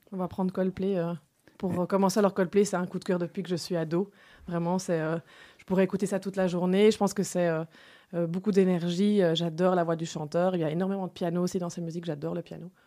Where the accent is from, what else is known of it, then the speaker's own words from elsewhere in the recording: Enghien, Wallonia, Belgium; now in Brussels, Belgium; j'habite à Bruxelles, mais je suis originaire d'Anguin, hein, donc une ville dans le Hainaut qui est sur la frontière